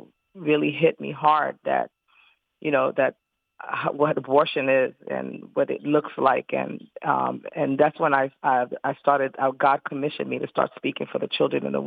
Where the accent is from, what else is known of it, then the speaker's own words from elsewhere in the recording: New York City, New York, United States; I was living in New York City because I'm originally from Brooklyn, New York